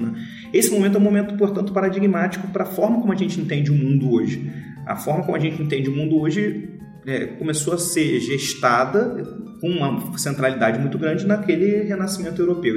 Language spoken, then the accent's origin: Portuguese; Brazil; Nós, nós nascemos brasileiros, nós somos brasileiros pelo lugar que a gente nasceu